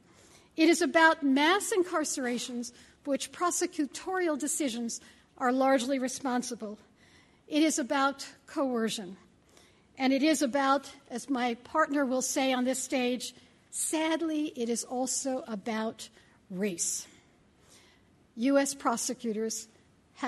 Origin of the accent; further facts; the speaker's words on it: Boston, Massachusetts, United States; I'm from Boston